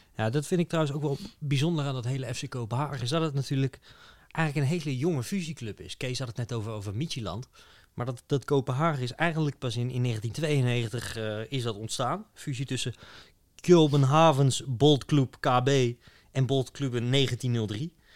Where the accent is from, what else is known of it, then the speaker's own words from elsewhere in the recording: Utrecht, Netherlands; wat ik wel heel leuk vond als Utrechter